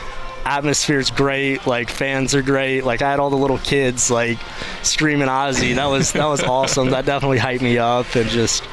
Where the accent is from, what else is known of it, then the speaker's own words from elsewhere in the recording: Mississippi, United States; moved away as an adult; I'm from Mississippi